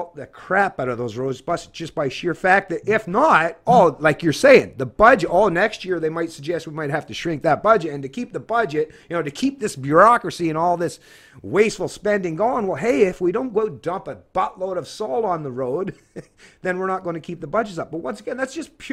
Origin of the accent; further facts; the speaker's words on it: Scotland, United Kingdom; now in Canada; being a Scotsman